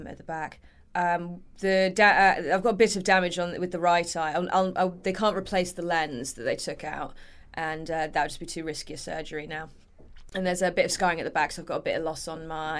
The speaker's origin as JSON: {"language": "English", "area": "Berkshire", "region": "South East England", "country": "United Kingdom", "tie": "born or raised there", "said": "I grew up in Berkshire."}